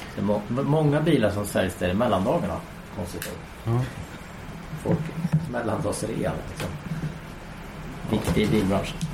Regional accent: Sweden; jag var nog enda svensk

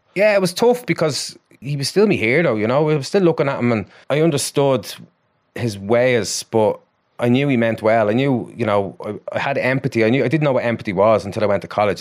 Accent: Ballymore, Ireland; it's my hometown club, you know, it's only up the road

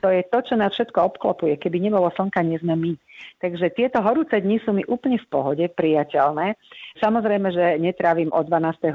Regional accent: Slovakia; sme boli hrdé na to, že sme Slováci

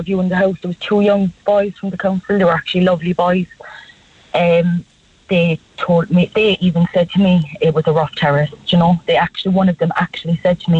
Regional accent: Cork, Munster, Ireland; I'm from White's Cross all my life, kind of up by the Black Man

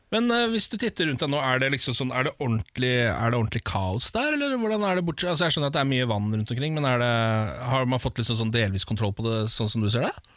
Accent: Moss, Østfold, Norway; moved away; Moss i helgen, min hjemby

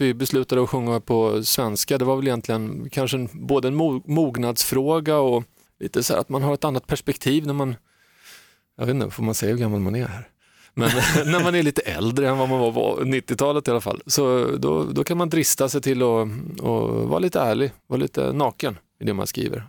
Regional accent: Saltsjöbaden, Stockholm County, Sweden; jag är också uppvuxen i man ska inte kalla det för gettot kanske, det var ett rätt bra getto, men eh, Fisksätra, Saltsjöbaden, där är min bakgrund

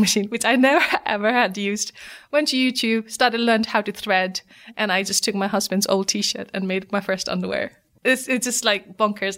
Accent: Nepal; moved away as an adult; now in United Kingdom; my story of growing up in Nepal

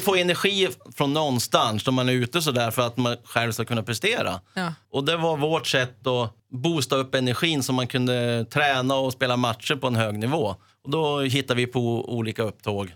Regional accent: Sweden; also born or lived in Italy / Leeds, England; vi hade ett grustag hemma där i närheten och där jag bodde Finfro

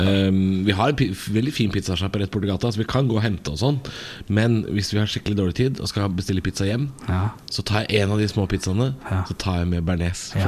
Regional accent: Drammen, Buskerud, Norway; jeg er fra Drammen

